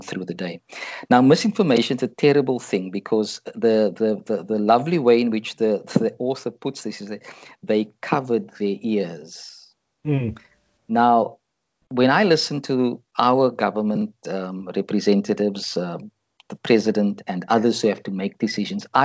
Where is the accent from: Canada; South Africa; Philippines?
South Africa; for me as a South African